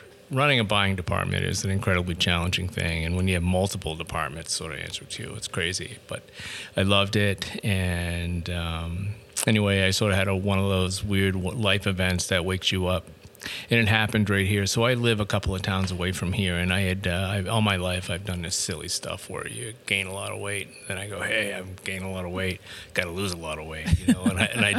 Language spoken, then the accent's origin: English; Portland, Maine, United States; I grew up in Portland, Maine